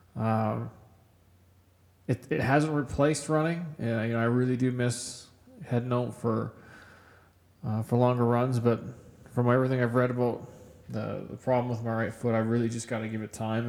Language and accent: English; Kamloops, British Columbia, Canada; moved away as an adult; now in Edmonton, Canada; growing up in Kamloops in British Columbia, uh, I grew up on a mountain bike